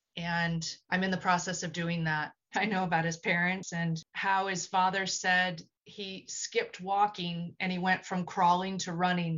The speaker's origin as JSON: {"language": "English", "town": "Ventura", "region": "California", "country": "United States", "also_born_or_lived": "Russia", "moved": "as an adult", "lives_now": "Costa Rica", "said": "I am originally from Ventura, California. That's in Southern California."}